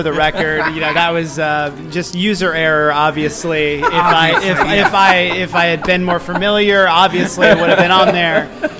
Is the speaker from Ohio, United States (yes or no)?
no; Kansas City, Missouri, United States; moved away as an adult; now in New York, United States; I grew up in Kansas City, was very interested in, you know, eating good food and just being part of, you know, Kansas City.